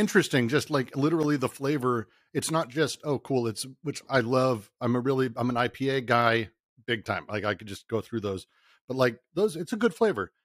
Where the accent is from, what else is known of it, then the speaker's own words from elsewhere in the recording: Denver, Colorado, United States; I grew up in Denver